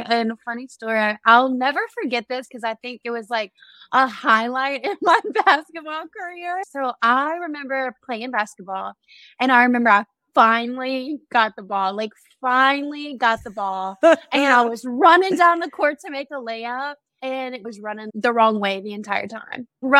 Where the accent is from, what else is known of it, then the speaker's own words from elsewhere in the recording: Ponchatoula, Louisiana, United States; I grew up in Ponchatoula.